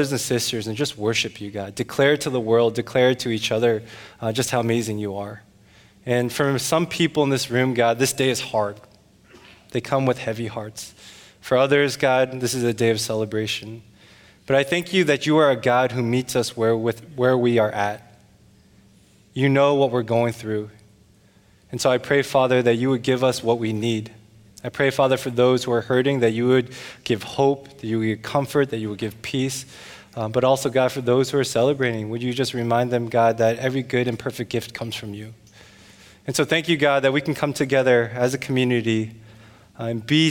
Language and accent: English; United States; I am half Korean, half Chinese, but culturally I'm American